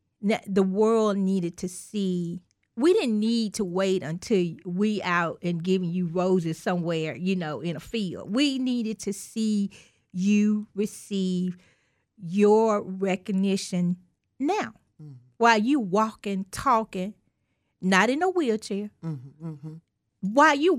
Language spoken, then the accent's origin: English; Mississippi, United States; That's right. I'm from Mississippi, and I knew.